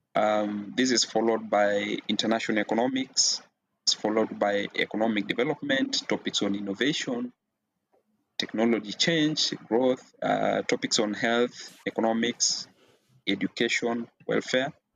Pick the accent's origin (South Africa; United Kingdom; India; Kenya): Kenya; I am a Kenyan national